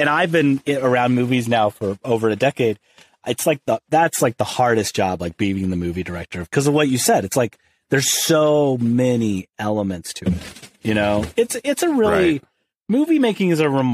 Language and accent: English; outside St. Louis, rural Illinois, United States; moved away as an adult; now in Los Angeles, United States; I grew up in rural Illinois. So outside of St. Louis